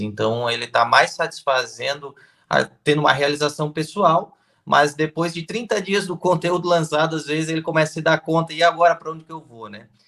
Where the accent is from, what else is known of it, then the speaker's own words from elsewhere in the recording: Blumenau, Santa Catarina, Brazil; Eu sou de Santa Catarina, né, cidade de Blumenau